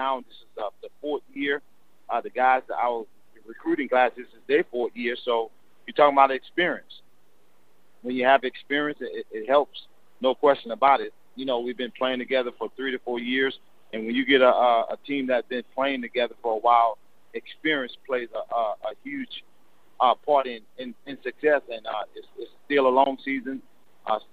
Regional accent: New Orleans, Louisiana, United States; moved away as an adult; also born or lived in Baton Rouge, Louisiana; born and raised in New Orleans and spent 13, 14 years at Southern University

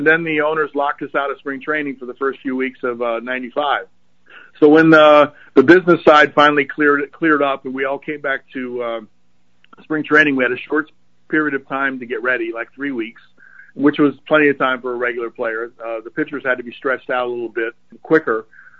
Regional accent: Baltimore, Maryland, United States; When I was a kid, I grew up around the Orioles. My dad was, as you said, was with the Oriole organization. But it was really easy in the Baltimore area to be an Oriole fan.

